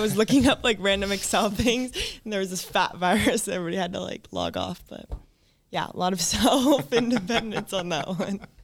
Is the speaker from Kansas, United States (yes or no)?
no; Edmonds, Washington, United States; I grew up in Edmonds